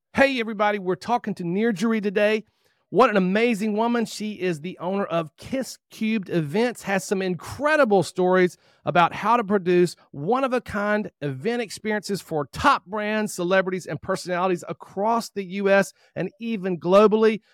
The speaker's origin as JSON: {"language": "English", "area": "near Spartanburg", "region": "South Carolina", "country": "United States", "tie": "born or raised there", "said": "We actually grew up not too far from each other in Spartanburg, South Carolina."}